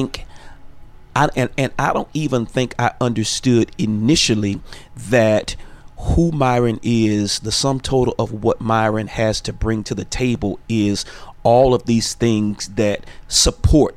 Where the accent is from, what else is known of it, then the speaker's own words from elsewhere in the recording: Dallas, Texas, United States; also born or lived in Florida; I was born in Florida. My mother and I moved here to Dallas, Texas, and I went to a arts high school.